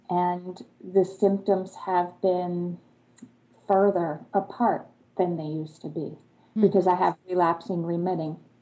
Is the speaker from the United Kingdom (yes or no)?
no; Germany; am from Germany